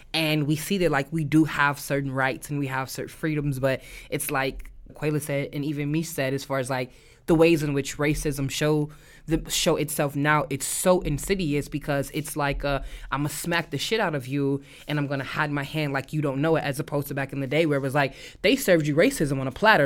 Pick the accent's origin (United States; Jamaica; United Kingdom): United States; St. Louis, Missouri; moved away; I am from Saint Louis, Missouri